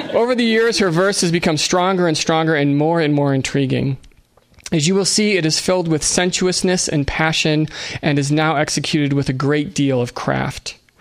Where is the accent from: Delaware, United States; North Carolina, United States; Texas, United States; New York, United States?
New York, United States; Buffalo; I'm from Buffalo. In Buffalo, we say Debussy